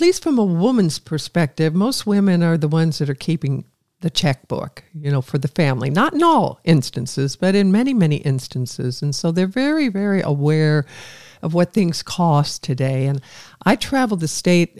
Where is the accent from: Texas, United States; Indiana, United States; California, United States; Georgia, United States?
Indiana, United States; Evansville; I was growing up in Evansville